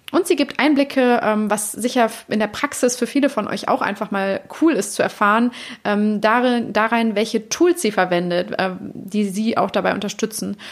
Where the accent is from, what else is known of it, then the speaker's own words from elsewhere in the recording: Cologne, North Rhine-Westphalia, Germany; moved away; also born or lived in Bavaria; ich komme ja hier aus Köln und habe sehr lange in Bayern gewohnt